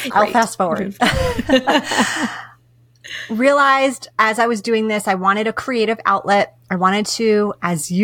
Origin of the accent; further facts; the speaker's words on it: East Coast, United States; moved away as an adult; now in West Coast, United States; I'm from the East Coast